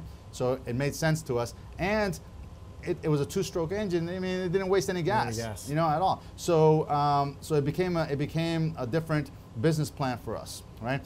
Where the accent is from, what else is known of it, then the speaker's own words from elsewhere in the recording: Miami, Florida, United States; I grew up in Miami in the 80s